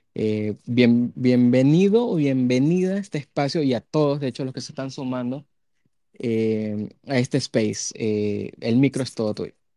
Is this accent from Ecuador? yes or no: yes; Ecuador